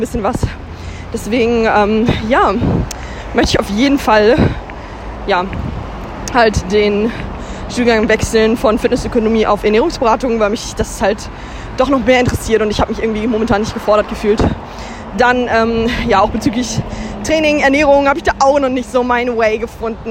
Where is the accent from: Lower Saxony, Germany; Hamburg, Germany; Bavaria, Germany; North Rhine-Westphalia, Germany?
Hamburg, Germany; darf ich das als Hamburgerin ja auch mit Stolz sagen